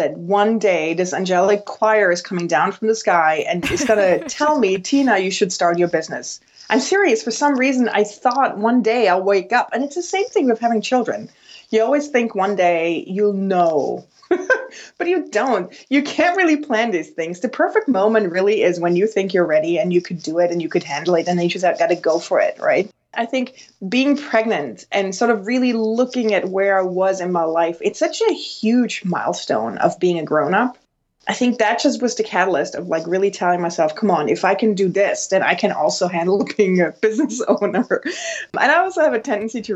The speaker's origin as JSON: {"language": "English", "country": "Switzerland", "tie": "born or raised there", "moved": "as an adult", "lives_now": "New York, United States", "said": "But so I grew up in Switzerland"}